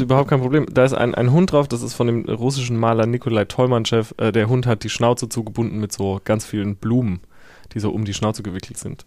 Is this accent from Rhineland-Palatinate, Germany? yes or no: yes; Herxheim, Rhineland-Palatinate, Germany; now in Berlin, Germany; Ich komme aus Herxheim äh, bei Landau in der Pfalz und da ist der Bahnhof äh, seit den frühen 90ern stillgelegt